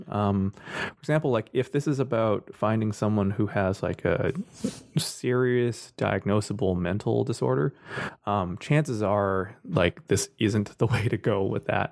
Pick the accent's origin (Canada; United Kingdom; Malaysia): Canada; Scarborough, Oshawa, Richmond Hill, Ontario; I was born in Scarborough, then moved out to Oshawa for my early years